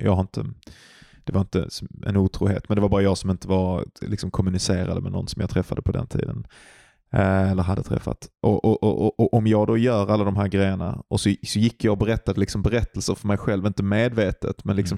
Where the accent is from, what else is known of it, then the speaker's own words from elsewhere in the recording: Glumslöv, Skåne, Sweden; utanför Glumslöv där jag är ifrån